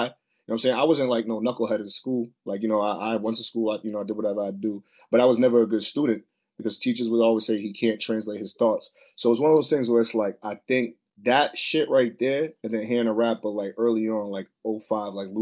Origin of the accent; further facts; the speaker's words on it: Boston, Massachusetts, United States; I'm from Boston, but you know, Mattapan is where I'm from